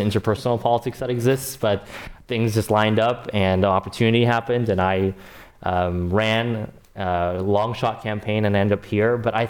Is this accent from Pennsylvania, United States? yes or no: no; South Bay, California, United States; for my district where I grew up in the South Bay